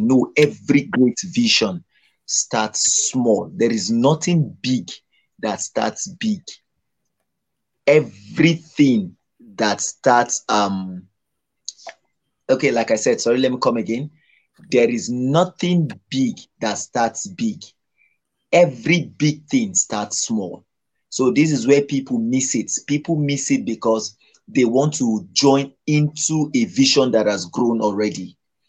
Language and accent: English; Nigeria; I'm from Nigeria